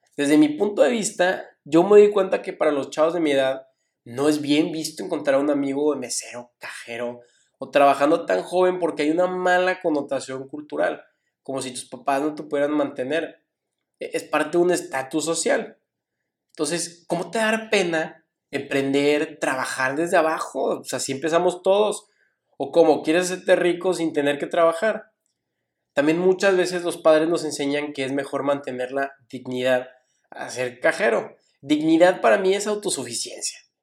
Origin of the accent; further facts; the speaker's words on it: Mexico; como mexicanos, incluyéndome